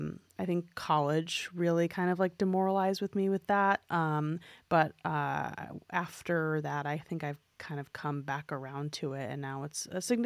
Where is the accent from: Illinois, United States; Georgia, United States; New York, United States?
New York, United States; I mean, I grew up in New York City, and my parents would like take me to a musical on my birthday every year when I was a kid.